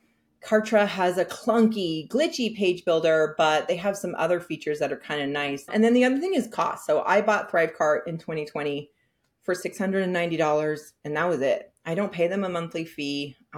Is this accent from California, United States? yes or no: yes; San Francisco, California, United States; now in Hudson Valley, United States; I am originally from San Francisco, but I live in Hudson Valley now